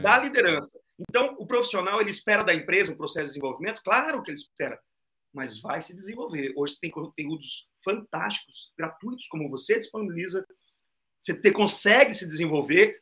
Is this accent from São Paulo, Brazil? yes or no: no; Londrina, Paraná, Brazil; eu sou de Londrina, Paraná